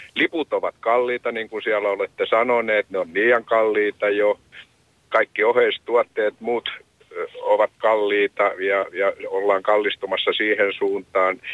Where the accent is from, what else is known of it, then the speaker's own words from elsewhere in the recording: Hämeenlinna, Kanta-Häme, Finland; now in Lappeenranta, Finland; Mä olen Hämeenlinnasta kotoisin, niin kuin vähän ehkä murteestakin kuuluu